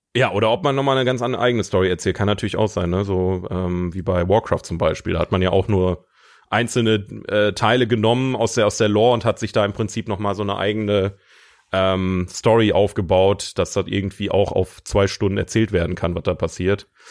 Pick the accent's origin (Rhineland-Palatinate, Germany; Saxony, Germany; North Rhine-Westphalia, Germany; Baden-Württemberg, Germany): North Rhine-Westphalia, Germany; Ruhr area; bei uns im Ruhrgebiet